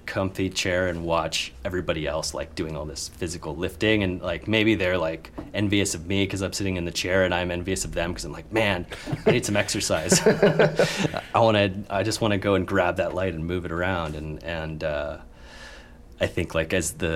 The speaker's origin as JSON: {"language": "English", "town": "Tucson", "region": "Arizona", "country": "United States", "tie": "born or raised there", "said": "growing up in Tucson, Arizona, where there's literally nothing"}